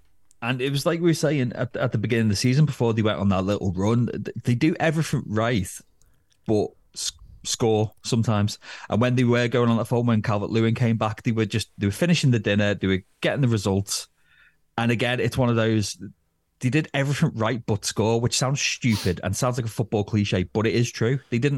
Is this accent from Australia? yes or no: no; Northern England, United Kingdom; as Northern English men who love a moan, we'll still find ways to complain about it